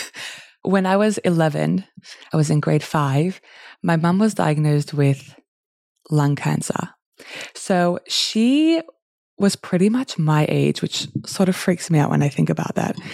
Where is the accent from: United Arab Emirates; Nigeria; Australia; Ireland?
Australia; now in Newcastle, Australia; I grew up in Australia